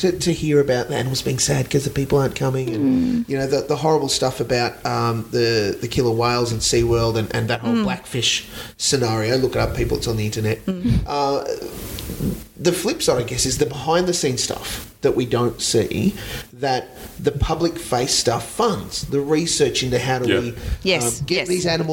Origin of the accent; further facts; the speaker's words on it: Dubbo, New South Wales, Australia; moved away; where I grew up in Dubbo. I was born in Dubbo, Midwestern New South Wales.